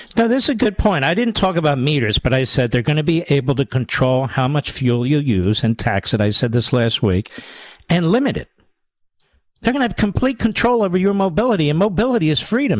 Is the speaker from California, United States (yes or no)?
no; Pennsylvania, United States; I'm from Pennsylvania, yes. I've spent more time in Pennsylvania than he has.